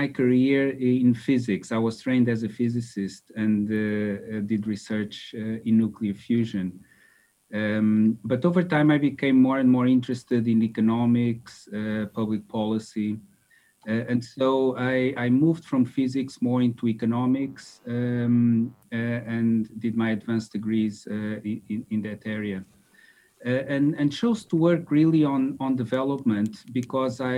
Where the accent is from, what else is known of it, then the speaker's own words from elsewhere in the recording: Lisbon, Portugal; moved away as an adult; also born or lived in Austin, Texas, United States; I grew up in Lisbon